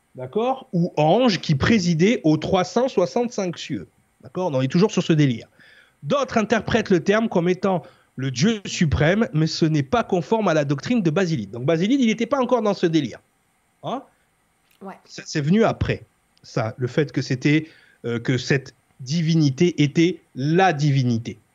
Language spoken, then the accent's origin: French; France; pour nous en tant que Français